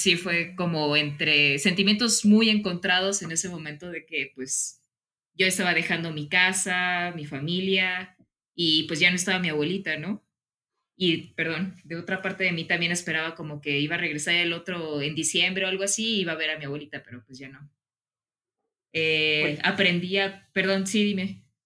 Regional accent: Mexico; also born or lived in León, Guanajuato; uno como mexicano

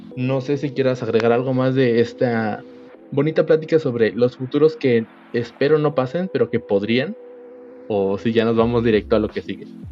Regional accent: Mexico

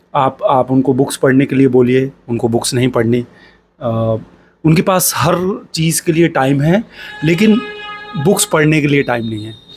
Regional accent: India; मैं एक छोटे शहर से हूँ

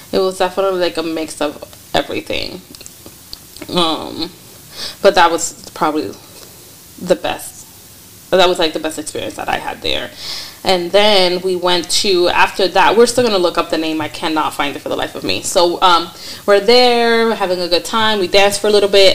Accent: New York, United States; I'm from New York

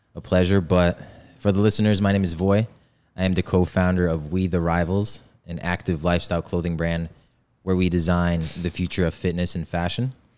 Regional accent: Poland; now in United States; I was born in, born and raised in Poland in a village

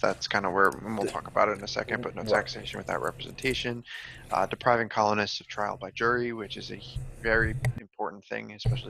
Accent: New York, United States; now in South Carolina, United States; By now you know that we're from New York. Well, definitely New York, but I've moved to South Carolina.

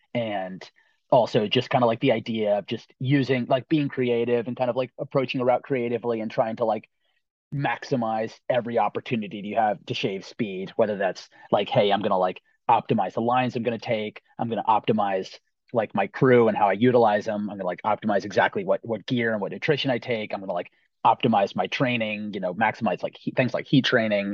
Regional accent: Roxbury, Connecticut, United States; I'm from Roxbury, Connecticut, so a small town in southern Litchfield County in northwest Connecticut

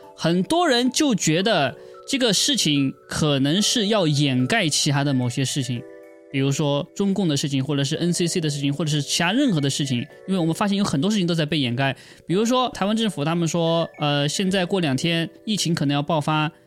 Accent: China; 我是中国人

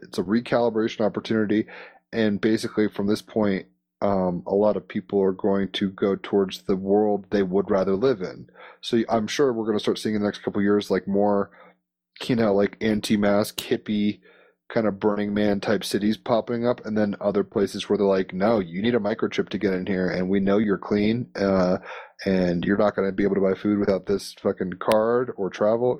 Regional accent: United States; as an American

